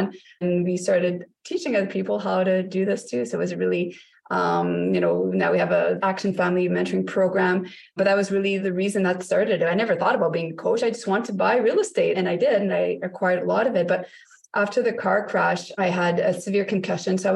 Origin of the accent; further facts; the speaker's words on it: Canada; now in North Bay, Canada; So we are Canadians as well. We're located in North Bay, Ontario